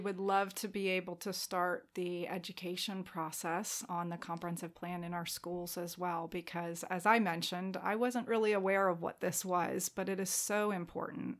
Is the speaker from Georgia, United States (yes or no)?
yes; Atlanta, Georgia, United States; moved away as an adult; also born or lived in Chicago / Denver, Colorado; now in James City County, United States; I grew up in Atlanta and then went to college in Chicago, spent ten years in Denver.